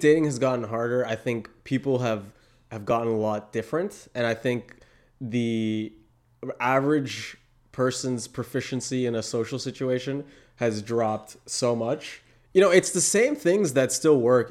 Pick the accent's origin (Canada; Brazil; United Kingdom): Canada; Toronto, Ontario; I come from Toronto